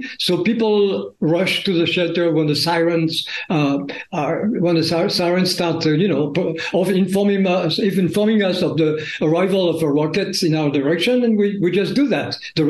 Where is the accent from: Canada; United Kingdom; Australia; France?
France; accent: French; English is a second language; moved away as an adult; also born or lived in Paris, France / New York, United States / Tel Aviv, Israel; now in Israel; my French accent